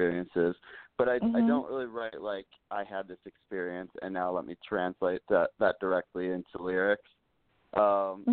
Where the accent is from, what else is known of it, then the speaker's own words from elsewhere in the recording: Midwest, United States; I grew up in the Midwest